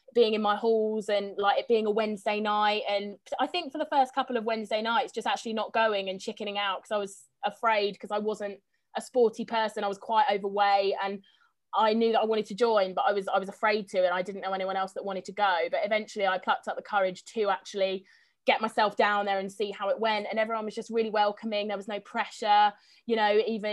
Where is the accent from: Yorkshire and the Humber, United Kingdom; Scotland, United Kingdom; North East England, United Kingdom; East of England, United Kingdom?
East of England, United Kingdom; Bassingbourn; I grew up in a small village called Bassingbourne that's south of Cambridge.